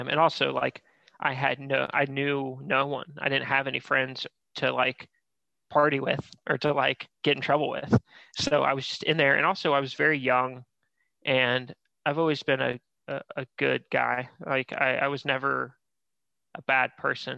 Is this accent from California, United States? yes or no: no; Florida, United States; now in Columbus, United States; I grew up in Florida.